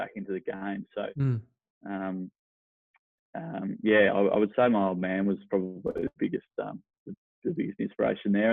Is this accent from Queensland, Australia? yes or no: no; Olinda, Victoria, Australia; Grew up in Olinda, up in the Dandenongs